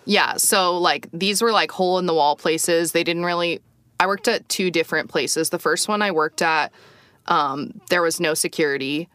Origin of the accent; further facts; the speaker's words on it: United States; moved away as an adult; I think I was the only American